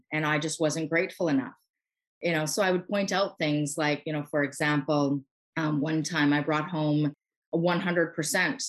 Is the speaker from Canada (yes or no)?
yes; Canada; I'm a Canadian. I live on the East Coast of Canada.